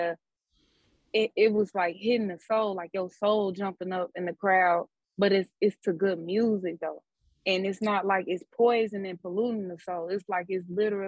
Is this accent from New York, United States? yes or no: no; Chicago, Illinois, United States; I am from Chicago.